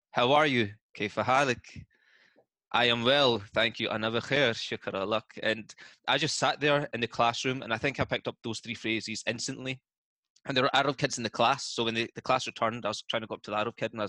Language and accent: English; Scotland, United Kingdom; accent: Scottish; No, I'm from Scotland